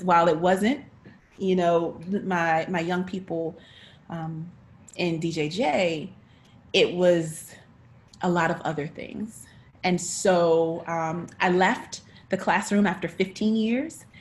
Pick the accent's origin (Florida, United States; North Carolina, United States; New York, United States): North Carolina, United States; I'm from North Carolina. Uh, I'm a country girl